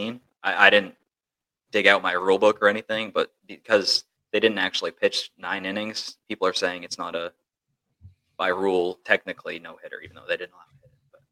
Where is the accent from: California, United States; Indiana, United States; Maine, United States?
Maine, United States; moved away; I grew up in Maine